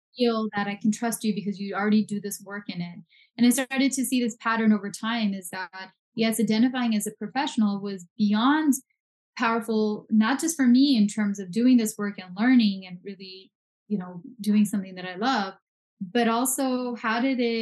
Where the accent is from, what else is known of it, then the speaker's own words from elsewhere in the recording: Punjab, India; now in California, United States; I'm from India. I was born in India. I'm Punjabi. So Punjab is northern India. I speak Punjabi